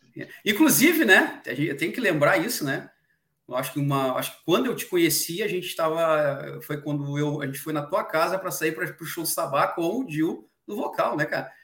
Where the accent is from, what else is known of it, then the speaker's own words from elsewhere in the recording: Brazil; a gente é brasileiro